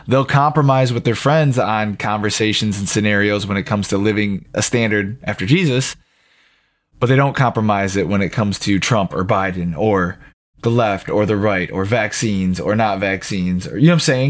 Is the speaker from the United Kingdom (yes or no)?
no; United States; as the American people